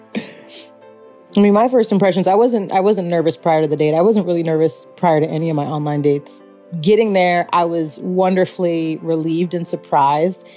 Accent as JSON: {"language": "English", "town": "Chicago", "region": "Illinois", "country": "United States", "said": "I'm from Chicago"}